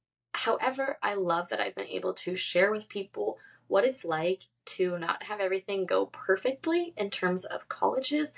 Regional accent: San Diego, California, United States; moved away as an adult; also born or lived in Florida; I grew up in San Diego, California

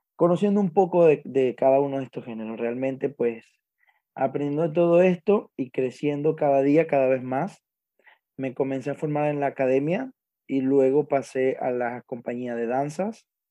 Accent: Zulia, Venezuela; moved away; mi país natal, Venezuela, Estado Zulia

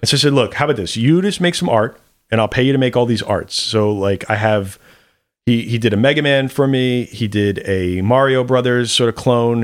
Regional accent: New York, United States; as a New Yorker

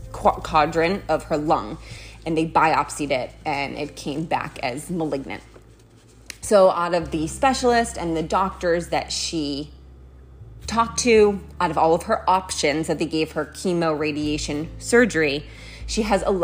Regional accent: Massachusetts, United States; moved away as an adult; also born or lived in San Francisco, California; now in Los Angeles, United States; I grew up in Massachusetts, which is on the East Coast of the United States

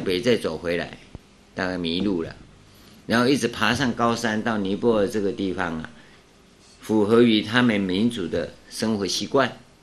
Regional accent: Taiwan; 我们台湾叫唐努乌梁海

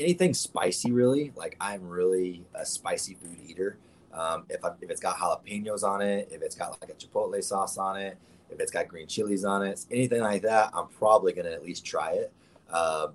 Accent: the South, United States; I'm a country boy at heart. I was born and raised that way. I was born in the South

